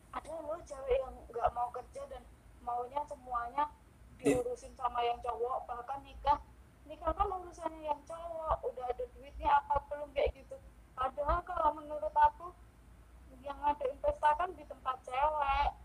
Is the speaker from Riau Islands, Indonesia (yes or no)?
no; Yogyakarta, Special Region of Yogyakarta, Indonesia; aku orang Jogja